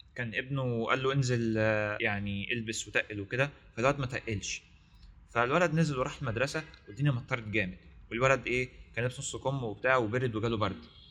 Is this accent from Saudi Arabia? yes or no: no; Egypt; عندنا في مصر